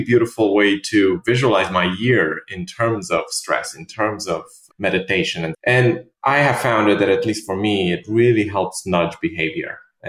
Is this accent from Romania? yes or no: yes; Romania; English is a second language; moved away as an adult; also born or lived in London; now in New York, United States